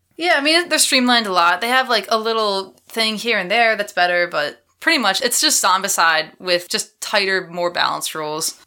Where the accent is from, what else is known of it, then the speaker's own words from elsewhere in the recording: Philadelphia, Pennsylvania, United States; That's my hometown